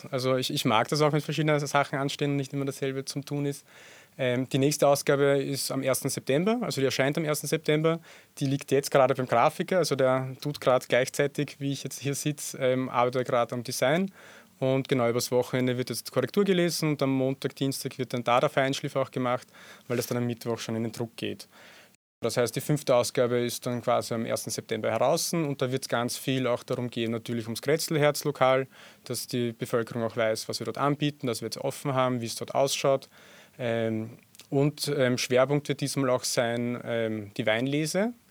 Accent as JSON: {"language": "German", "region": "Burgenland", "country": "Austria", "said": "einen neuen Kooperationspartner aus dem Südburgenland, dort wo ich herkomme wo ganz guter blaufränkischer Wein gemacht wird."}